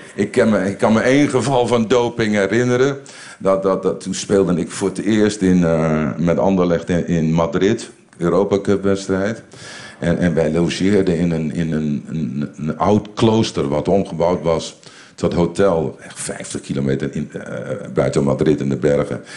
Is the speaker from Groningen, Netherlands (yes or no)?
yes; Winschoten, Groningen, Netherlands; moved away as an adult; also born or lived in Bellingwolde, Netherlands / Brussels, Belgium; ik kom uit de Engelstilstraat in Winschoten